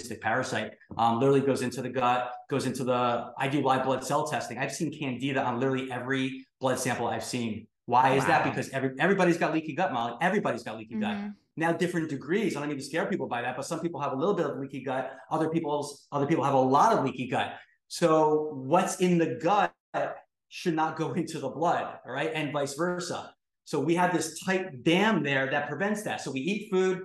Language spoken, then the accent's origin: English; New York City, New York, United States; I'm from New York City where they found Prozac in our drinking water